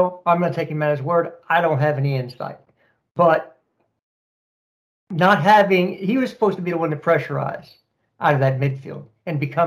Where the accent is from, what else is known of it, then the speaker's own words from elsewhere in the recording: Texas, United States; I am a Texan. Proud Texan